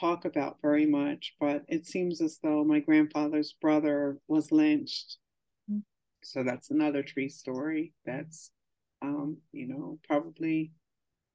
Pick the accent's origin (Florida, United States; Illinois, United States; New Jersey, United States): New Jersey, United States; moved away; also born or lived in Montclair, New Jersey / East Orange, New Jersey; once we moved to South Jersey and into the area that I lived, there were no sidewalks or curbs